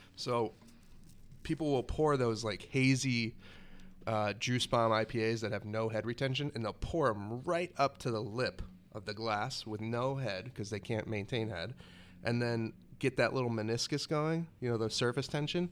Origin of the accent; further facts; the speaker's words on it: Florida, United States; moved away as an adult; also born or lived in Vermont; went off to college from Florida to Vermont